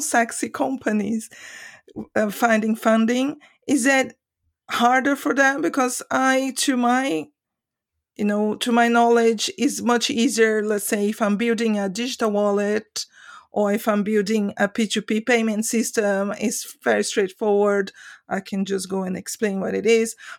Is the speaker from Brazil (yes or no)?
yes; Brazil; now in Sweden; I'm from Brazil originally